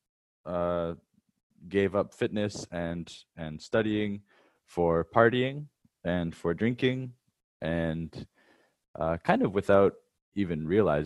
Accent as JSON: {"language": "English", "town": "Wasaga Beach", "region": "Ontario", "country": "Canada", "moved": "as an adult", "lives_now": "Hanoi, Vietnam", "said": "I'm originally from Wasaga Beach in Canada, but now I live in Hanoi, Vietnam."}